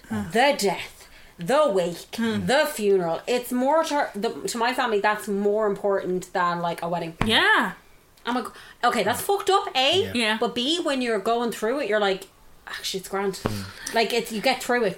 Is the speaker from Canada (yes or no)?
no; Ireland; as Irish people